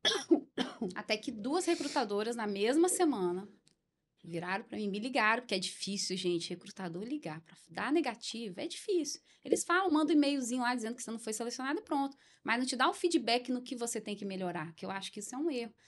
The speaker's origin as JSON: {"language": "Portuguese", "country": "Brazil", "tie": "born or raised there", "said": "eu cresci em José de Anchieta"}